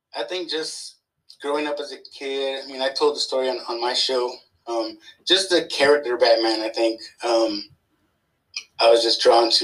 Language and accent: English; San Antonio, Texas, United States; also born or lived in California; I consider myself a Texan.